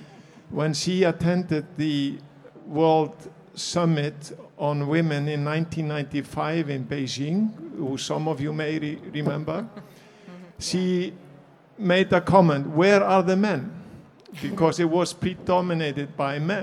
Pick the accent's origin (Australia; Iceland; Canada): Iceland; I come from Iceland